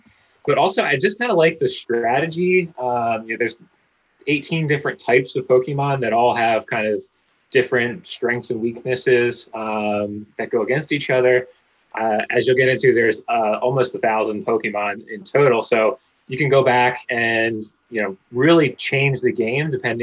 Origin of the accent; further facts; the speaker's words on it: Pennsylvania, United States; Growing up in Pennsylvania together